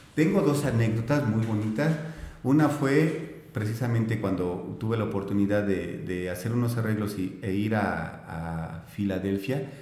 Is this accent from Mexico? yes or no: yes; Guanajuato, Mexico; moved away as an adult; also born or lived in Mexico City / Celaya; now in Hidalgo, Mexico; nací en el DF, me crié, me crié en, Guanajuato